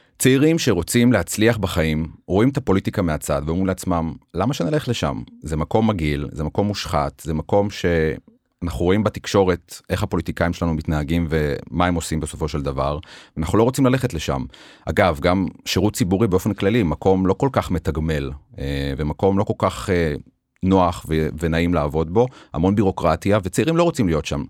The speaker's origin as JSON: {"language": "Hebrew", "town": "Beersheba", "region": "Southern District", "country": "Israel", "tie": "born or raised there", "said": "והרגשתי חלק מהעיר באר שבע, אני מאוד אוהב את העיר, אני גדלתי בה, התחנכתי בה"}